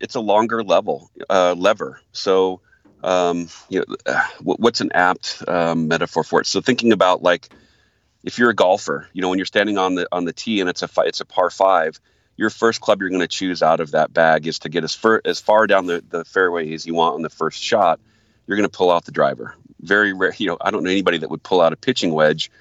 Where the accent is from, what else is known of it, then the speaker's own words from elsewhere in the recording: Michigan, United States; moved away; I'm originally a Michigander. I was born in Michigan